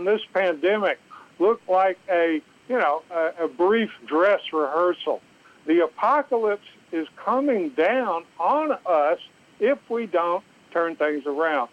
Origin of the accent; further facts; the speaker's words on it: Southeast Texas, United States; I grew up in the South. I grew up in Southeast Texas